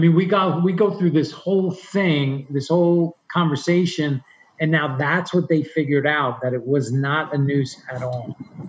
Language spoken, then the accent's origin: English; New York, United States; growing up in New York